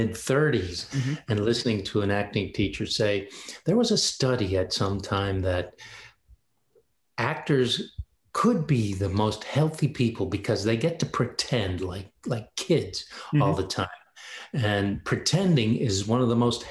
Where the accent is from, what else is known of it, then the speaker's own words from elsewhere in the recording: Michigan, United States; also born or lived in Elkhart, Indiana; I grew up mostly in Michigan.